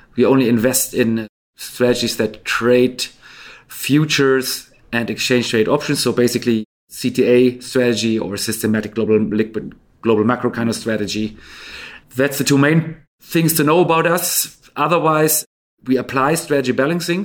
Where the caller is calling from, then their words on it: Stockholm, Stockholm County, Sweden; I'm calling in from Stockholm, Sweden